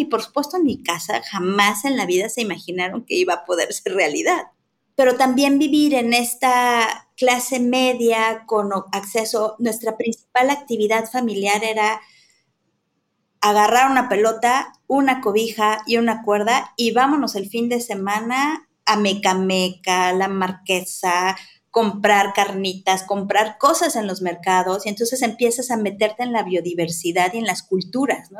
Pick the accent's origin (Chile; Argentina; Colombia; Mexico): Mexico; Mexico City; Yo soy chilanga, crecí en la Ciudad de México